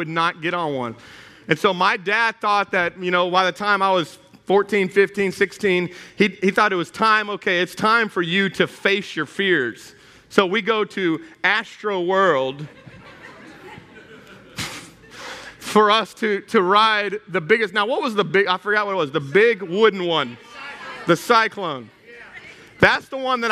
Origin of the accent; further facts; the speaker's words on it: Houston, Texas, United States; moved away; I grew up in Houston, Texas. I am a Texas boy that turned Cajun